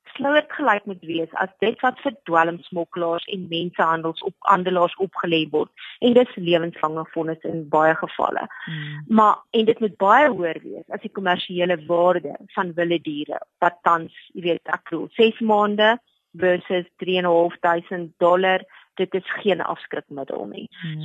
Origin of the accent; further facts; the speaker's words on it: South Africa; as Suid-Afrikaners weet ons